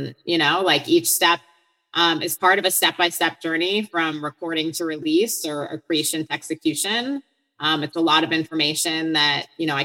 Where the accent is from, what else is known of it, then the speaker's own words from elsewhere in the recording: Hartland, Wisconsin, United States; moved away as an adult; also born or lived in Boston, Massachusetts; I'm from Heartland, Wisconsin, which is in Waukesha County